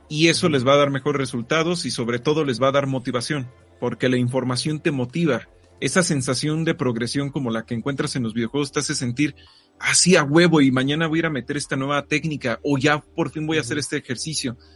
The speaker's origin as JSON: {"language": "Spanish", "region": "State of Mexico", "country": "Mexico", "said": "Porque vengo del Estado de México, güey."}